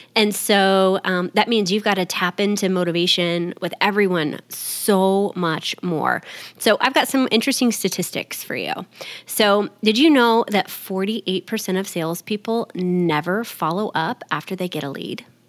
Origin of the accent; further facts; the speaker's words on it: Texas, United States; I'm from Texas.